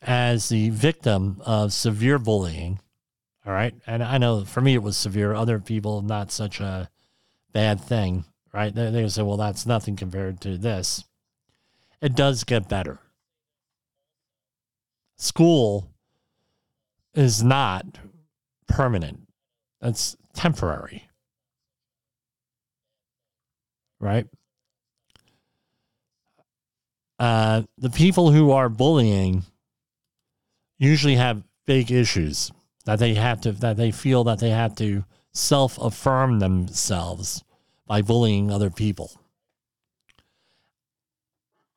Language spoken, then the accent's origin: English; New Jersey, United States; As everyone knows, that's my home state. I grew up in New Jersey, went to all my formal education in New Jersey.